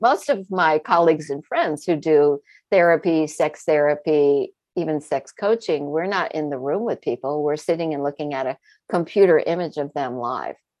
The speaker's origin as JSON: {"language": "English", "region": "Vermont", "country": "United States", "tie": "born or raised there", "also_born_or_lived": "New York City area", "said": "I was born outside of New York City, uh, so extremely urban origins, and then grew up in a very rural environment in the state of Vermont"}